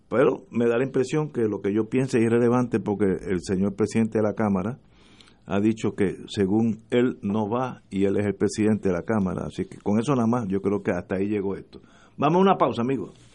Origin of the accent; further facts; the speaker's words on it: Puerto Rico; en Puerto Rico como somos colonia